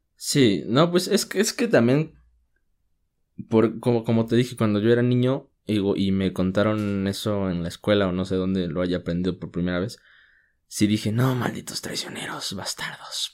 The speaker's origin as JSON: {"language": "Spanish", "country": "Mexico"}